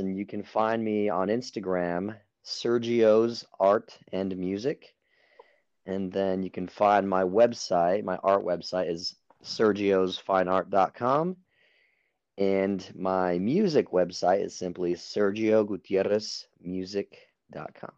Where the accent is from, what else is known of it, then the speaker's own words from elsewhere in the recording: Albuquerque, New Mexico, United States; moved away as an adult; now in San Diego, United States; I am from Albuquerque, New Mexico. I moved out to San Diego